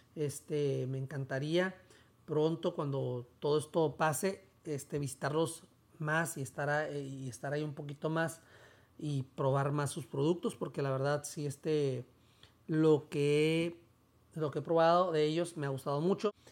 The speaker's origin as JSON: {"language": "Spanish", "town": "Tijuana", "region": "Baja California", "country": "Mexico", "said": "yo soy de Tijuana"}